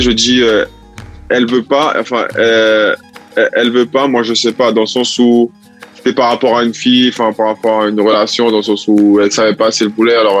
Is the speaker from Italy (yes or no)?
yes; Italy; moved away; also born or lived in French Guiana; j'ai grandi en Italie